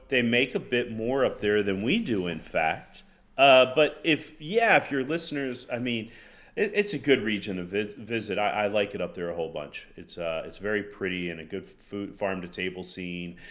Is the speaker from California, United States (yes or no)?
no; Florida, United States; growing up in Florida, my grandfather